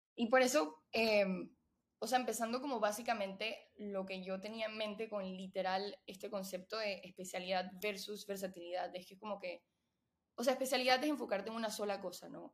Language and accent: Spanish; Panama; moved away as an adult; also born or lived in Venezuela / Austin, Texas; soy venezolana panameña. Eh, la mayoría de, mi vida he vivido en Panamá